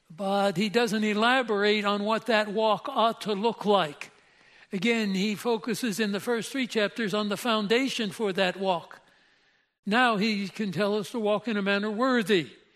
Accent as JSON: {"language": "English", "region": "Pennsylvania", "country": "United States", "said": "I'm from Pennsylvania"}